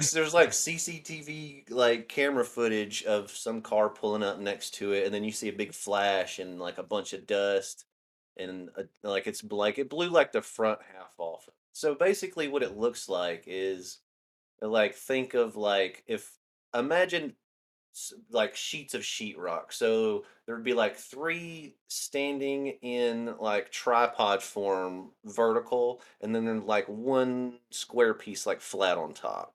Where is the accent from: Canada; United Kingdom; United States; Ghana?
United States; Northeast Alabama; now in Tennessee, United States; I'm originally from Alabama, Northeast Alabama